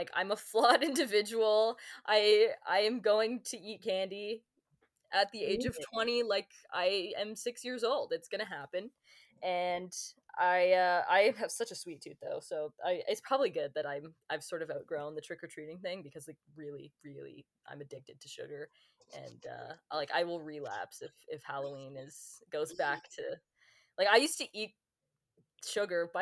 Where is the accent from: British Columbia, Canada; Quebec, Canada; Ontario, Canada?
Ontario, Canada; Hamilton; also born or lived in Brantford; I'm from Hamilton